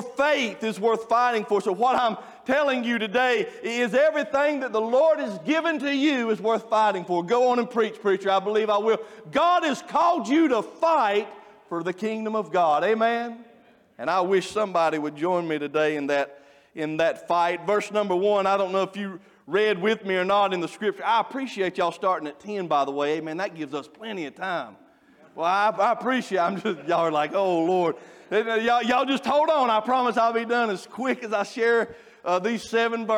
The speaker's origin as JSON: {"language": "English", "town": "Stony Point", "region": "North Carolina", "country": "United States", "said": "I'm from Alexander County"}